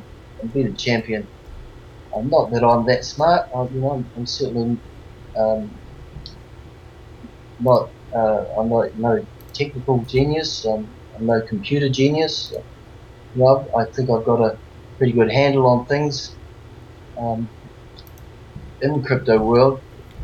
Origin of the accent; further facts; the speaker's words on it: New Zealand; now in Australia; I'm born and raised in New Zealand